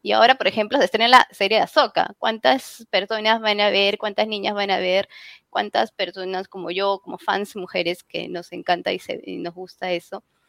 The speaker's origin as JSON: {"language": "Spanish", "country": "Peru", "said": "en mi país, al menos en Perú, yo soy peruana"}